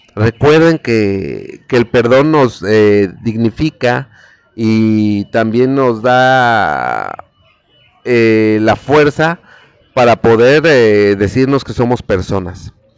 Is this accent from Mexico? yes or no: yes; Mexico; nosotros los mexicanos